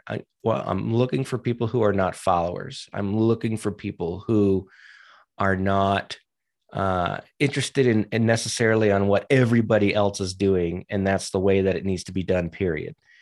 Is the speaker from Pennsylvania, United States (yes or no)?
no; New Hampshire, United States; also born or lived in Virginia / New England / Maryland; now in Colorado, United States; I'm from New Hampshire originally